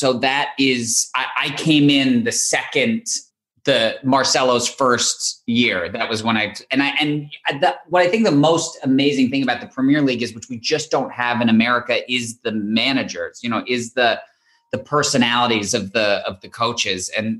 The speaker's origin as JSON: {"language": "English", "town": "Los Angeles", "region": "California", "country": "United States", "tie": "born or raised there", "said": "I grew up in Los Angeles"}